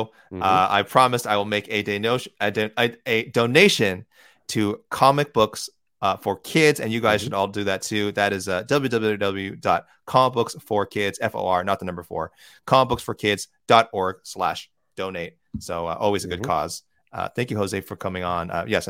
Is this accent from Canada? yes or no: yes; Edmonton, Alberta, Canada; And I'm from Edmonton, so it hurts to say this.